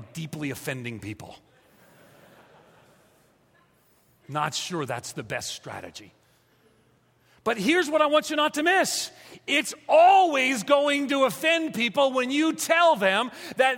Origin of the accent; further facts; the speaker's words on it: New York, United States; also born or lived in Atlanta; now in Tennessee, United States; I'm a New Yorker